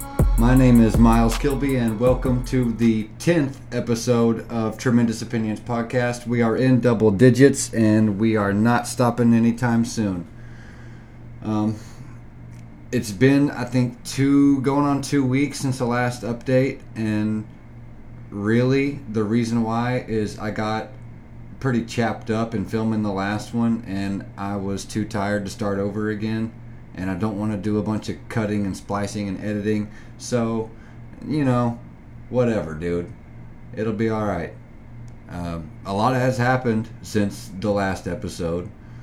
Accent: Oklahoma, United States; now in Raleigh, United States; My family, for the most part, we grew up in Oklahoma

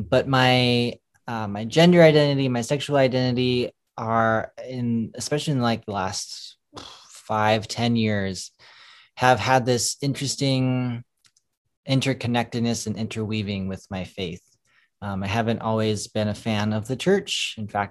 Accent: St. Paul, Minnesota, United States; moved away as an adult; now in Los Angeles, United States; born and raised in St. Paul, Minnesota, came to California actually a few years ago

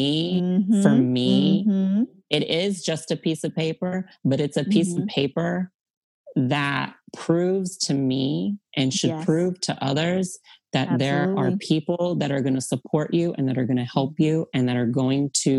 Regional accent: Texas, United States; I'm from Texas

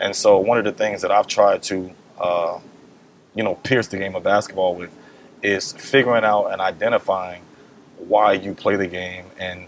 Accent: North Carolina, United States; born there; also born or lived in England; I was born in North Carolina, but I've moved all over the world globally. My mom ended up having an opportunity to work overseas in Europe, and I ended up living in England for about 8 years.

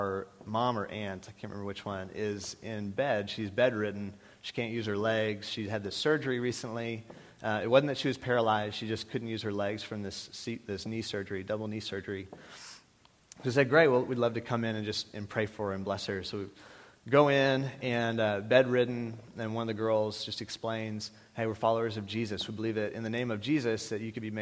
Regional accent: Texas, United States; we're from Texas, or I'm from Texas.

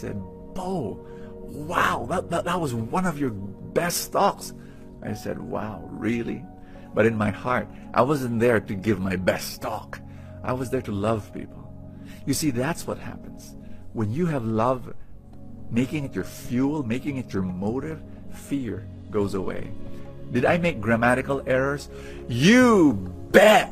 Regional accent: Manila, Metro Manila, Philippines; also born or lived in Cebu; I am Filipino. I was born in Manila.

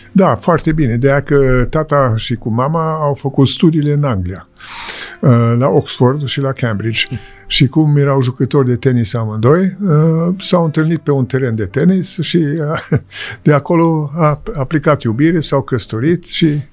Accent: Popești, Iași County, Romania; moved away; also born or lived in Switzerland; unde m-am născut, uh, la Popești

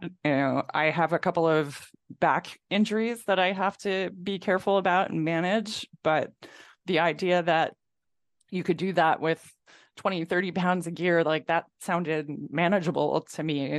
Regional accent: Mid Hudson Valley, Catskills, New York, United States; now in New Hampshire, United States; growing up in New York, growing up in the Catskills

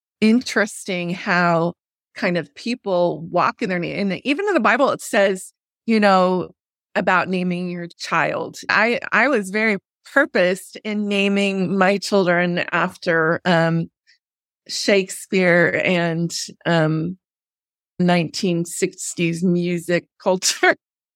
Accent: United Kingdom; I have to have tea hot. I'm sorry. We are too British in our house.

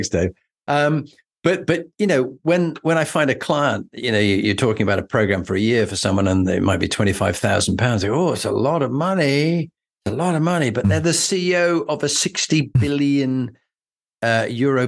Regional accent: Yorkshire and the Humber, United Kingdom; as a Yorkshireman

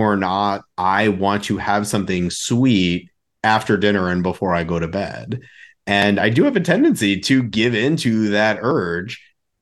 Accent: New York, United States; now in Chicago, United States; growing up in New York

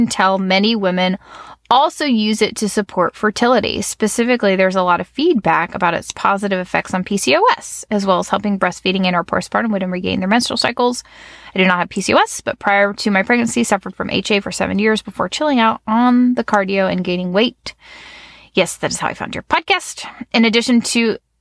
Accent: Virginia Beach, Virginia, United States; I grew up in the Virginia Beach area

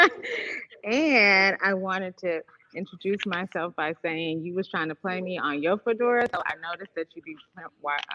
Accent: Los Angeles, California, United States; also born or lived in Jamaica (family origin); now in Detroit, United States; I am born and raised in Los Angeles, California

